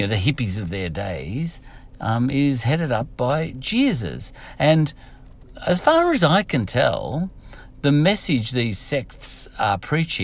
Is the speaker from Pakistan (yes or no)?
no; Australia